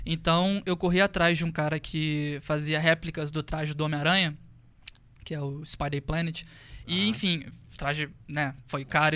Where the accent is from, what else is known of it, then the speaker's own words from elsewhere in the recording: interior of Rio de Janeiro, Brazil; moved away as an adult; eu sou do interior do Rio de Janeiro